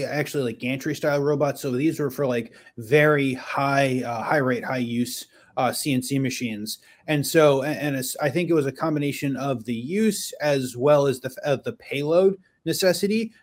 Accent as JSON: {"language": "English", "region": "Western New York outside of Buffalo", "country": "United States", "tie": "born or raised there", "said": "I grew up in Western New York outside of Buffalo."}